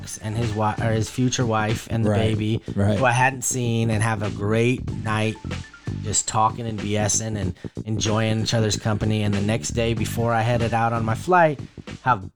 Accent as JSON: {"language": "English", "area": "Bay Area", "region": "California", "country": "United States", "said": "We're from the Yay"}